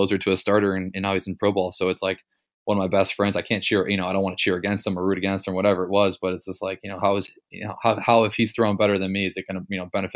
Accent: Cleveland, Ohio, United States; I'm from Cleveland

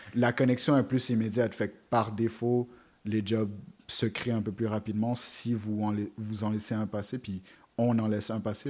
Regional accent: Montreal, Quebec, Canada; je venais du Canada, je disais, je viens de Montréal

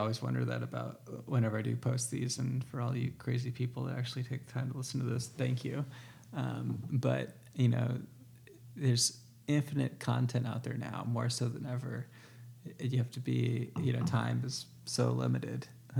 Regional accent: Southern United States, United States; it's like I'm from the South and you're from the Northeast.

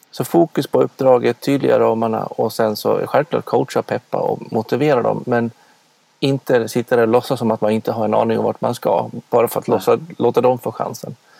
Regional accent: Dalarna County, Sweden; jag kommer från Dalarna, det går inte heller att dölja

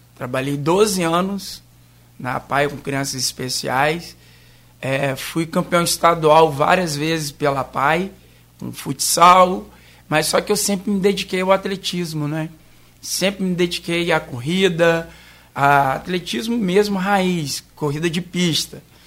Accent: Cachoeiro de Itapemirim, Espírito Santo, Brazil; moved away as an adult; now in Campos dos Goytacazes, Brazil; eu não sou campista, sou capixaba, sou da capital secreta do mundo, que é Caxeta

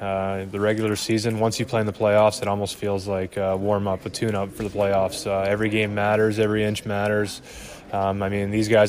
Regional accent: Montreal, Quebec, Canada; moved away as an adult; coming from Montreal, I was playing for my hometown team.

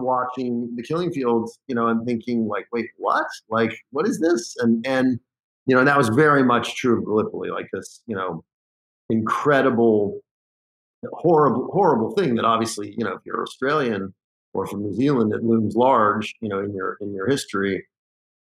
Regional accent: Los Angeles, California, United States; I grew up in the Pacific Palisades, Santa Monica area

